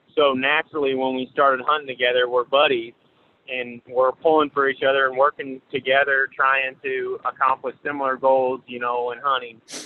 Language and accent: English; Paris, Missouri, United States; I'm from Paris, Missouri. It's a little town, about a thousand people in it, in northeast Missouri. And I basically just grew up around hunting nonstop